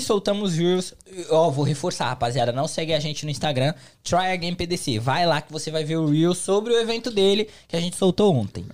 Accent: São Paulo, Brazil; now in United States; São Paulo, capital

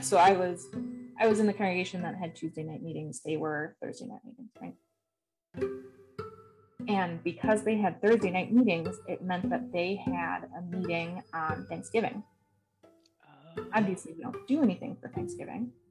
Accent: Wisconsin, United States; I'm from Wisconsin

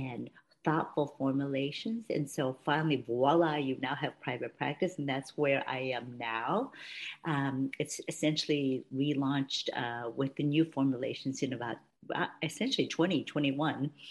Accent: Palo Alto, California, United States; moved away as an adult; also born or lived in St. Louis; I grew up in Palo Alto, went to Stanford University, ended up going to Washington University Med School in St. Louis

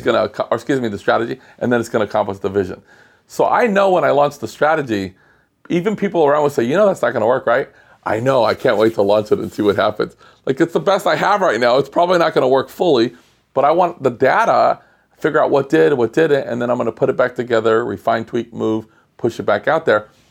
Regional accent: Los Angeles, California, United States; I'm from Los Angeles, it's so spread out

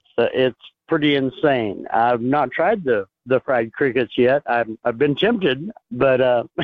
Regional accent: Arizona, United States; now in North Carolina, United States; But I'm originally from Arizona

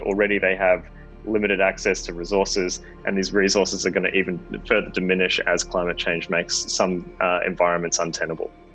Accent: Australia; as an Australian

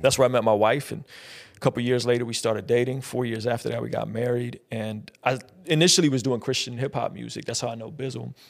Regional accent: San Diego, California, United States; also born or lived in Azerbaijan; I was born in Azerbaijan, which is right off the Caspian Sea, used to be a part of the former Soviet Union.

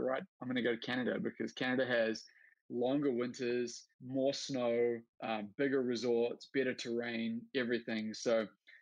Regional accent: New Zealand; I grew up in New Zealand, so you guys probably already established I've got an accent.

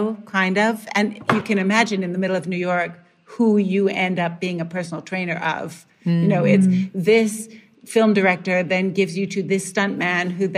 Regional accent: Canada; moved away; growing up in Canada

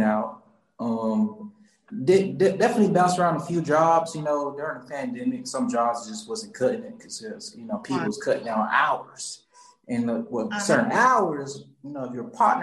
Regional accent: Charleston, South Carolina, United States; moved away as an adult; now in Atlanta, United States; So I'm from Charleston, South Carolina, and born and raised, and I came here to Atlanta

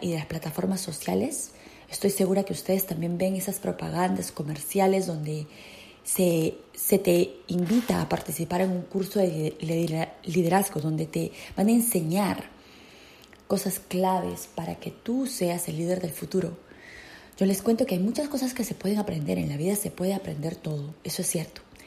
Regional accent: Peru; now in United States; en mi patria en mi país natal, Perú

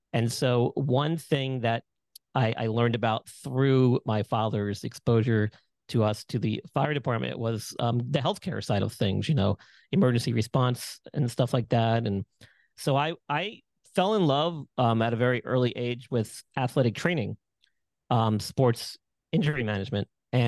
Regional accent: Long Island, New York, United States; Yeah, so I grew up in Long Island, New York, where I'm originally from.

